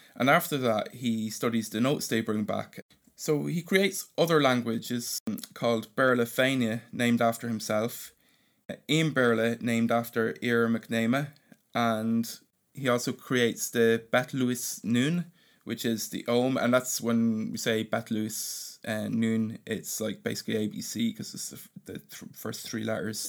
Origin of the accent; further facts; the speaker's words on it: Ireland; the Irish language does have a poetry to it, and, you know, it's in, intertwined with our history and our landscape and myth